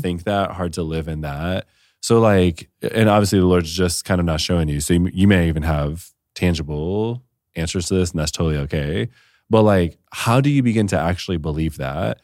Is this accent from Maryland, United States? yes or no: no; Detroit, Michigan, United States; now in Austin, United States; I'm from Detroit